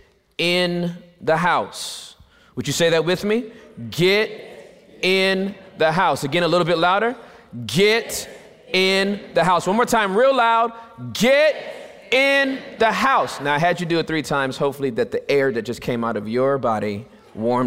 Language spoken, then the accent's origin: English; Southern California, United States; I was born in Southern California, born and raised